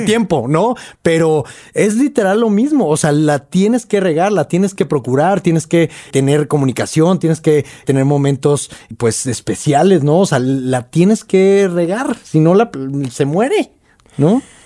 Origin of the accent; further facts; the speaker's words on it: Monterrey, Nuevo León, Mexico; moved away as an adult; now in Mexico City, Mexico; todavía vivía en Monterrey